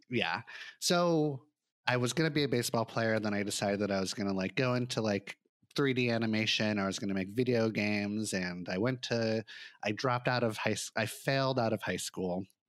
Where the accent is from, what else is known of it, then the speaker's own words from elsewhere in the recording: Santa Monica, California, United States; I grew up in Santa Monica in Los Angeles